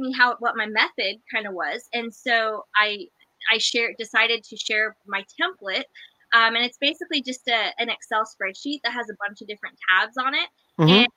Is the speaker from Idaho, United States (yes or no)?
yes; Idaho, United States; I'm from Idaho